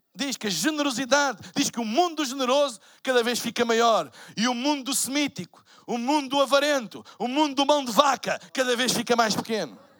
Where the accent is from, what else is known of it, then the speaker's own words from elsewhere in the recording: Portugal; Eu sou de Portugal.